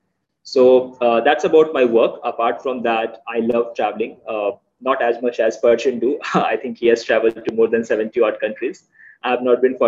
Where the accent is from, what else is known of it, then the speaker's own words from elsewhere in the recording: India; I'm from India.